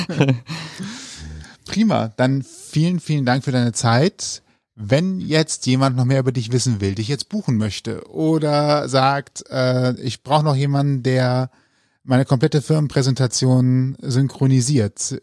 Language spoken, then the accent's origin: German; Rhineland, Germany; Ich bin Rheinländer.